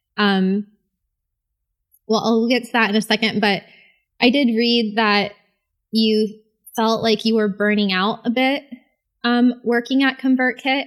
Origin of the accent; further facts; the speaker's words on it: St. Augustine, Florida, United States; also born or lived in Miami; I grew up in Saint Augustine